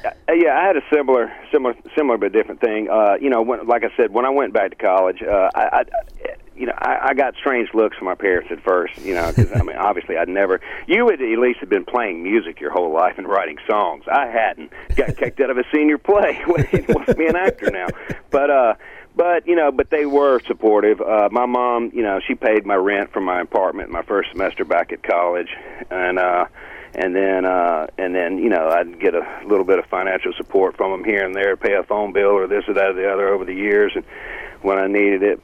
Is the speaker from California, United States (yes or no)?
no; Greenville, Mississippi, United States; moved away; growing up in Greenville